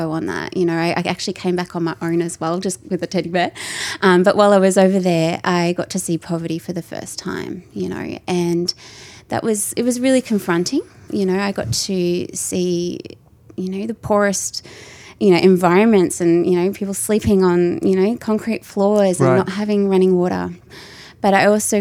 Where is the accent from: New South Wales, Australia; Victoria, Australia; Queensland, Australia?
Queensland, Australia; North; I come from North Queensland, grew up very close to the beach, warm tropical weather